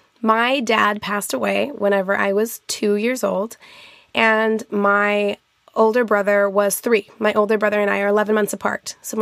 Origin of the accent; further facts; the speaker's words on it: Albuquerque, New Mexico, United States; born there; Yeah, I was born in Albuquerque, New Mexico, and my grandparents both, my grandma still lives there in Estancia, New Mexico, which is a very rural part